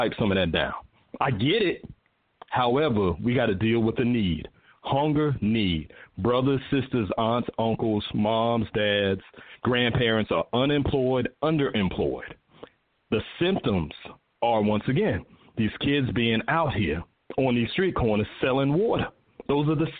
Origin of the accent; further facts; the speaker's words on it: Charleston, South Carolina, United States; moved away as an adult; now in Atlanta, United States; I'm from Charleston, right? But I've been in Atlanta for almost 30 years.